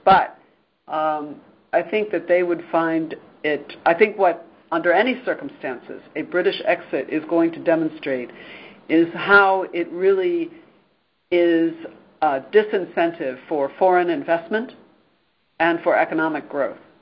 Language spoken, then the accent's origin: English; United States; as an American